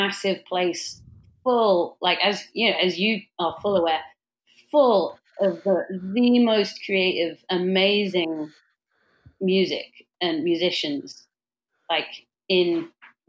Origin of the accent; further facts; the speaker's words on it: Cheltenham, South West England, United Kingdom; moved away as an adult; also born or lived in Bristol; now in Philadelphia, United States; I grew up in Cheltenham, Gloucester